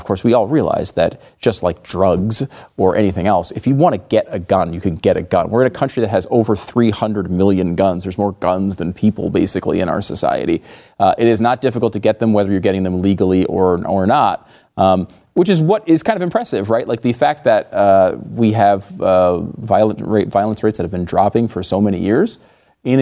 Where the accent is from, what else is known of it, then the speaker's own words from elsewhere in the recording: Connecticut, United States; I grew up in Connecticut